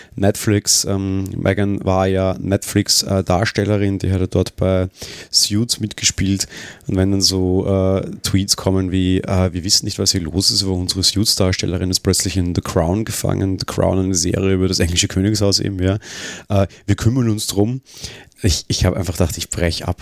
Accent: Austria; als Österreicher

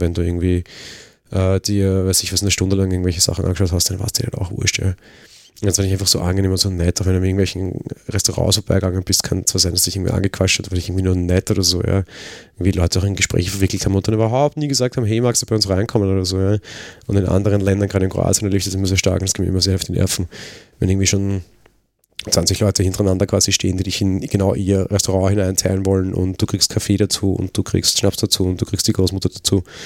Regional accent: Vienna, Austria; ich komme halt aus Wien

